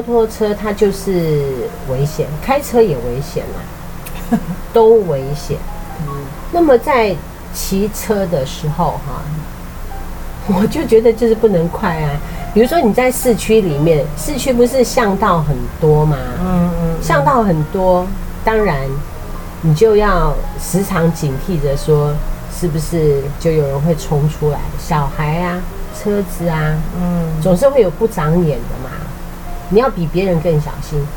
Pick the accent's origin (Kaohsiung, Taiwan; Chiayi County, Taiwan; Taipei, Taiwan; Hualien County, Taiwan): Kaohsiung, Taiwan; Liugui; 我的老家是在六龟